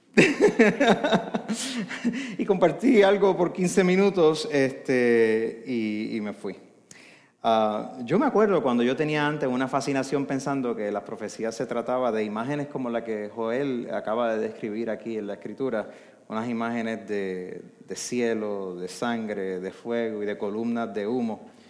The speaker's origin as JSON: {"language": "Spanish", "town": "Arecibo", "country": "Puerto Rico", "said": "yo soy de Arecibo"}